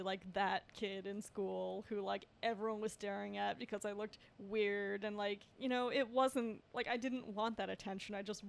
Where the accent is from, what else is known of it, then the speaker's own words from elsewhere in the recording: Westchester, New York, United States; now in New York City, United States; I grew up in Westchester